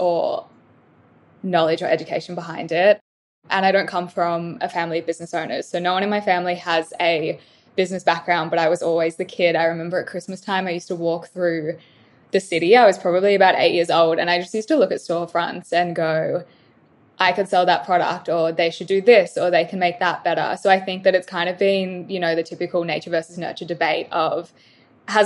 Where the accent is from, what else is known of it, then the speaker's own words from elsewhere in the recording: Melbourne, Victoria, Australia; moved away as an adult; now in Gold Coast, Australia; I'm originally from Melbourne, moved up here about 2 years ago